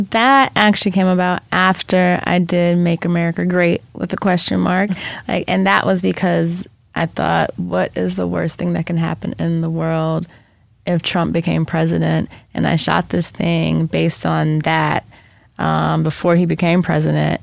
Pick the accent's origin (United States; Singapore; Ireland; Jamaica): Jamaica; being from Jamaica, we talked about our ancestors all the time. So I grew up with like, you know, like even being Jamaican